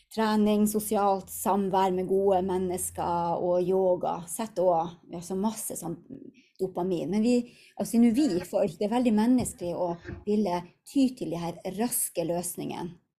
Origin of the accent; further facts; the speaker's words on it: Hammerfest, Finnmark, Norway; moved away; also born or lived in Tromsø; hjemme i Hammerfest, bodde i Tromsø